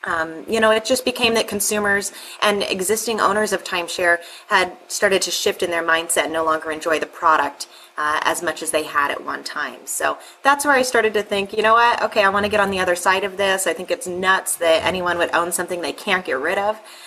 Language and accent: English; Sedona, Arizona, United States; I grew up in Sedona, Arizona